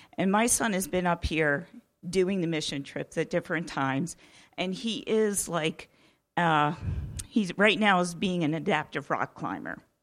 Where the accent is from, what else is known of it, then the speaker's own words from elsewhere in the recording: Oak Grove, United States; I'm from Oak Grove as well